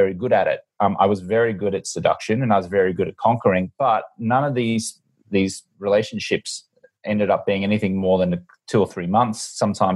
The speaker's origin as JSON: {"language": "English", "town": "Brisbane", "region": "Queensland", "country": "Australia", "tie": "born or raised there", "moved": "yes", "lives_now": "Los Angeles, United States", "said": "I'm an Australian American, born and raised in Brisbane, Australia. Been living mostly in Los Angeles."}